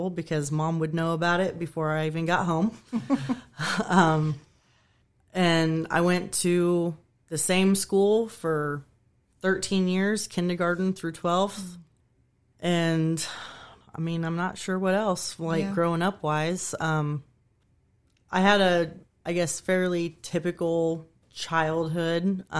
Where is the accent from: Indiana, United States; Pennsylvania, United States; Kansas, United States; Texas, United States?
Kansas, United States; I grew up in Kansas.